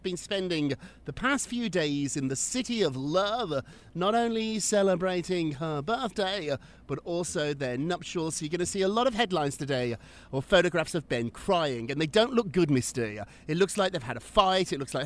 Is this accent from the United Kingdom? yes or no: yes; United Kingdom; moved away as an adult; now in New York, United States; I'm now an American. I've been here longer now than I was in Britain